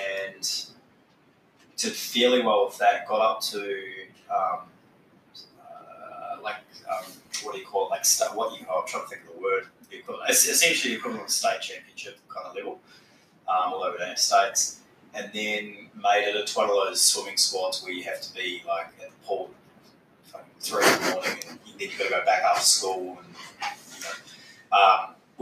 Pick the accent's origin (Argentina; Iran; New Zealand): New Zealand; Christchurch, Canterbury; moved away as an adult; now in Perth, Australia; I grew up in Christchurch in the South Island of New Zealand